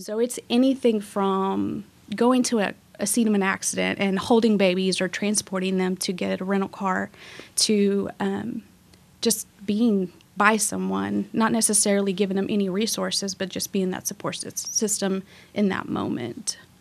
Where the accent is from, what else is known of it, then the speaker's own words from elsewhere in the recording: Waco, Texas, United States; also born or lived in Mexico; I was born in Mexico, but I grew up in Waco, graduated from La Vega